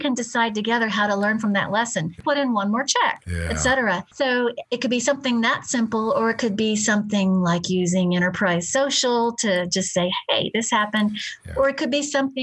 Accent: Houston, Texas, United States; I'm from the South

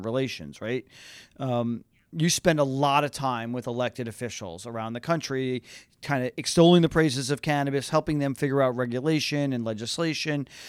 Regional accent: New Jersey, United States; I am a Jersey boy

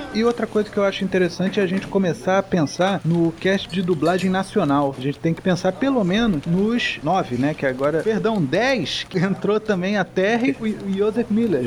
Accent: Rio de Janeiro, Brazil; Mesmo sendo carioca

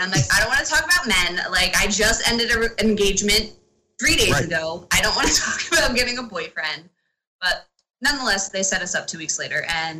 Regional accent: Hamilton, New Jersey, United States; also born or lived in Cherry Hill; we were living in Cherry Hill at the time and I was training in Cherry Hill. So I'm from Hamilton up here.

